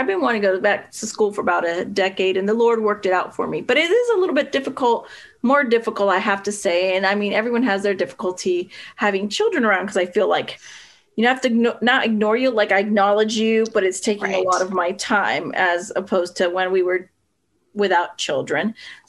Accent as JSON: {"language": "English", "region": "Pennsylvania", "country": "United States", "tie": "born or raised there", "also_born_or_lived": "Puerto Rico / California", "said": "Yeah, I was born in Puerto Rico. I wasn't there very long, a few years. And then, you know, my dad was in the military. So then we moved California for a little bit, then back to Pennsylvania, where my dad was from."}